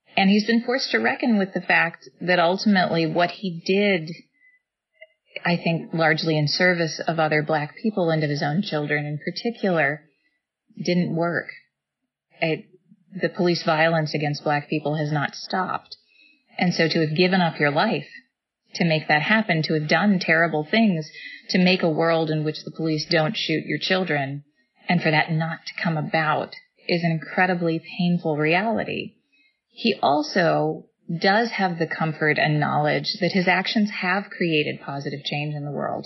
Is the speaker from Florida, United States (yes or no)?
no; Texas, United States; now in Michigan, United States; my home state of Texas